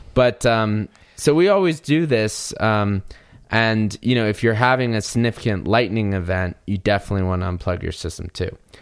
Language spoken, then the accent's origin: English; North Carolina, United States; now in Colorado, United States; I grew up in North Carolina, which is kinda considered the, the Southeast as well in the United States.